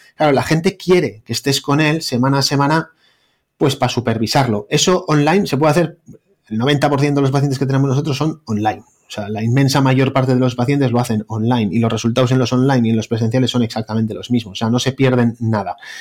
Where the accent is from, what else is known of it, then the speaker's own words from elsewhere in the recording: Bilbao, Basque Country, Spain; un panchito de Bilbao, cardiólogo